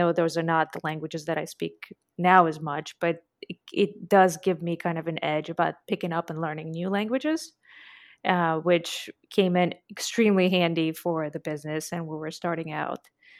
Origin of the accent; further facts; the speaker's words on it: Latvia; So it's a small country called Latvia.